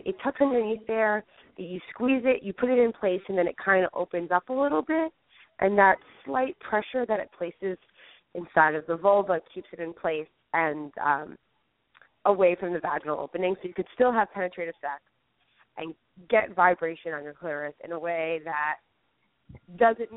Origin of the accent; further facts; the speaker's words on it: New York City, New York, United States; I'm a New Yorker